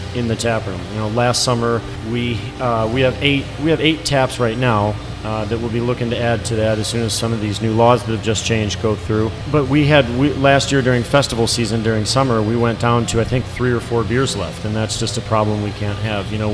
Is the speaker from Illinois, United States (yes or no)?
yes; Grayslake, Illinois, United States; I grew up in Grays Lake, which is just south of Antioch